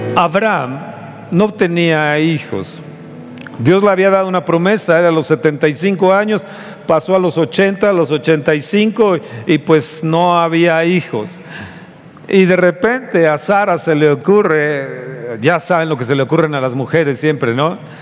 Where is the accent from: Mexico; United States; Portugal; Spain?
Mexico; somos los mexicanos